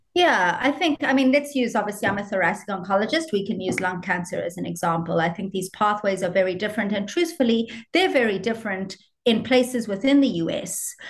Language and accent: English; South Africa; also born or lived in United States; now in Ireland; I'm South African, proudly South African, but trained in Ireland.